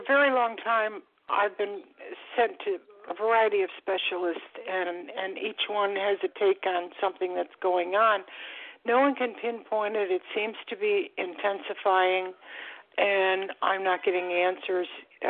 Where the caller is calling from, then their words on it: Florida, United States; I'm calling from Florida.